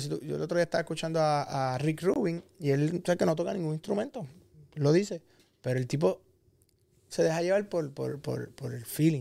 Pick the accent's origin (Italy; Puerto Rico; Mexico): Puerto Rico; Cabo Rojo; nosotros que somos de Cabo Rojo